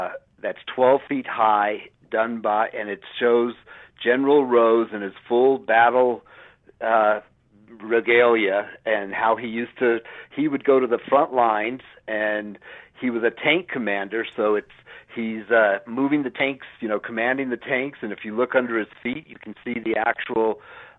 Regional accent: Denver, Colorado, United States; I grew up in Denver

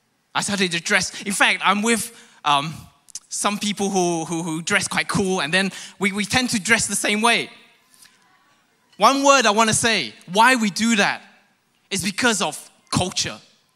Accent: London, United Kingdom; also born or lived in Hong Kong; now in Malaysia; For those who don't know, I'm born in Hong Kong, I grew up in London. And so I have this Rajat kind of accent.

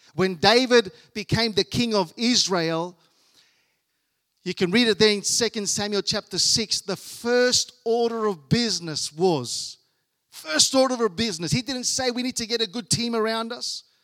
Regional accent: Australia; I was born here in Australia

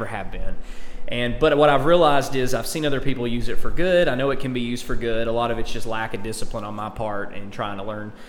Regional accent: Alabama, United States; accent: Alabama; now in Oklahoma, United States; I've got the hick accent here, the Alabama accent.

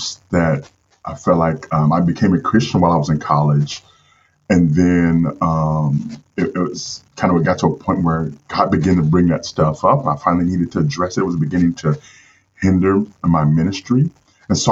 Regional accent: St. Louis, Missouri, United States; I grew up in St. Louis, Missouri. That's where I'm from.

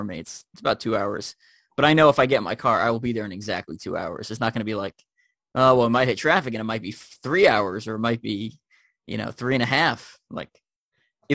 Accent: Long Island, New York, United States; moved away as an adult; I grew up in Long Island, New York.

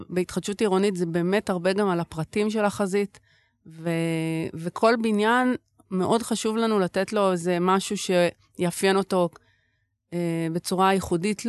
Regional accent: Tel Aviv, Tel Aviv District, Israel; ששתינו נולדנו וגדלנו בעיר

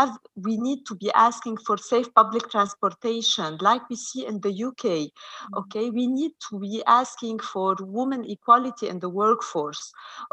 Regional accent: Lebanon; growing up in Lebanon was a little bit hard because, you know, we had 30 years of war in Lebanon

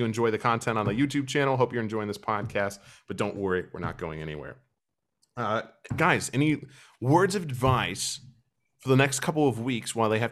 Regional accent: Midwestern United States, United States; moved away as an adult; now in Europe; where I grew up in the Midwestern United States, flat cornfields

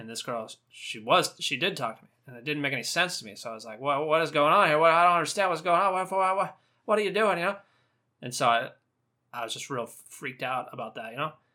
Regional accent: Southern California, United States; accent: Southern California; I'm from Southern California

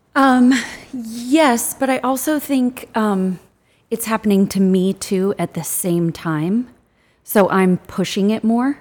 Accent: Midwest, United States; I'm from the Midwest

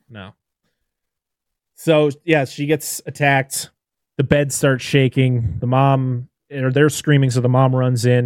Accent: Massachusetts, United States

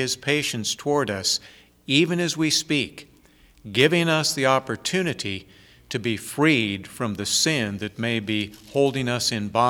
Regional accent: United States; as American people

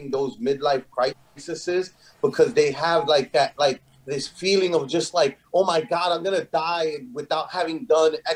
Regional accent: Philadelphia, Pennsylvania, United States; Yo, I was from I was from Broad Street, yo. Know what I mean? Philly. Yeah. Broad Street.

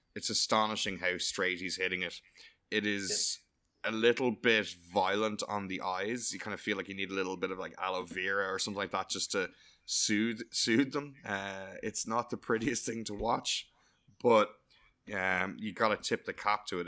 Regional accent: Ireland; I'm delighted to like being Irish

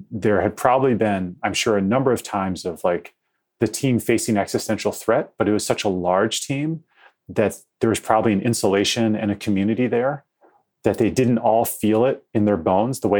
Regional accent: Detroit, Michigan, United States; We grew up in the city, and my parents are dyed in the wool Kennedy Democrats

